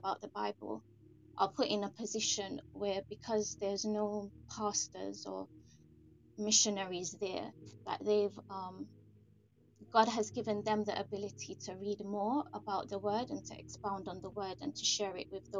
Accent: Jamaica; I grew up in Jamaica

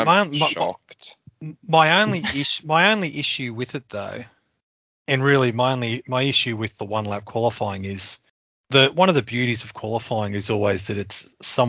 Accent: Australia; we're Australian

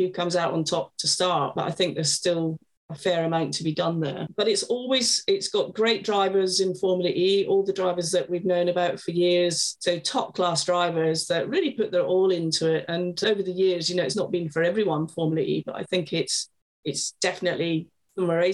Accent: Scotland, United Kingdom; I grew up in Scotland

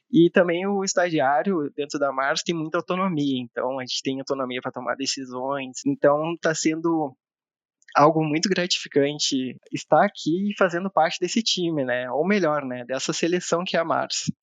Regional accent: Rio Grande do Sul, Brazil; moved away as an adult; now in Campinas, Brazil; sou gaúcho, tenho 31 anos

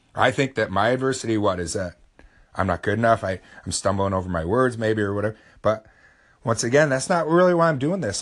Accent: United States; I'm from America

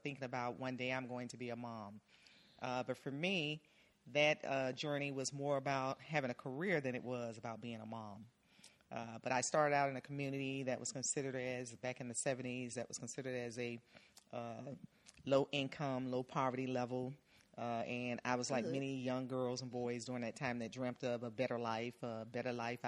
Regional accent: Miami, Florida, United States; I grew up in the Miami area. I was in a community that was referred to as Brownsville

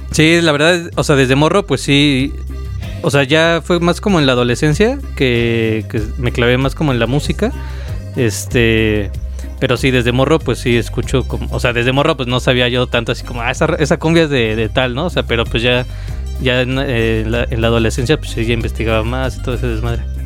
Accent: Mexico City, Mexico; ahí en la colonia donde yo nací

